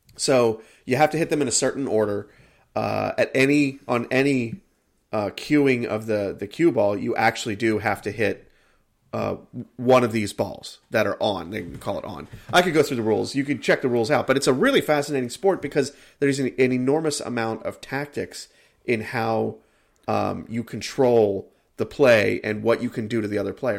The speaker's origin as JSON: {"language": "English", "country": "United States", "said": "I am an American."}